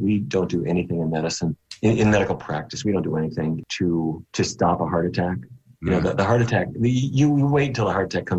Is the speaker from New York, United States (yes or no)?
no; North Dakota, United States; as a kid growing up in North Dakota